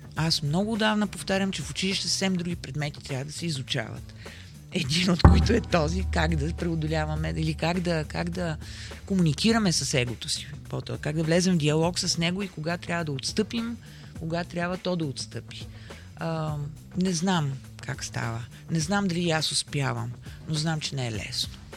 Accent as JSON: {"language": "Bulgarian", "town": "Sofia", "region": "Sofia City", "country": "Bulgaria", "tie": "born or raised there", "said": "аз съм родена в центъра на София, живея в центъра на София"}